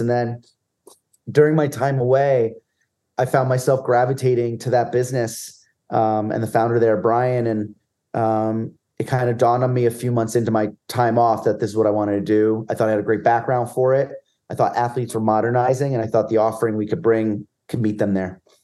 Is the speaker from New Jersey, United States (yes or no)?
yes; New Jersey, United States; I grew up in middle of nowhere, New Jersey, and ninety-five percent of my peers were Giant fans